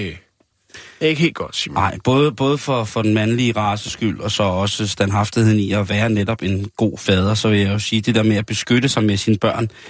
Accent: Virum, Capital Region of Denmark, Denmark; Min fødeby.

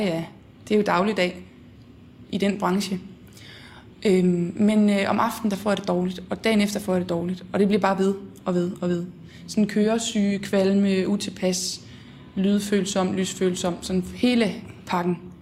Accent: Horsens, Central Denmark Region, Denmark; Jeg er fra Horsens egnen

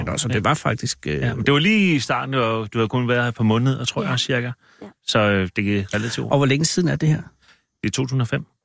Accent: Smørum Nedre, Capital Region of Denmark, Denmark; jeg er fra København, fra, eller fra Smørum Neder.

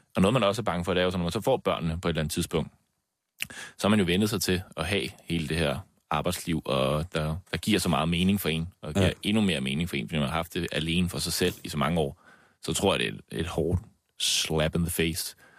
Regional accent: Slagelse, Zealand, Denmark; jeg er født og opvokset i Slagelse

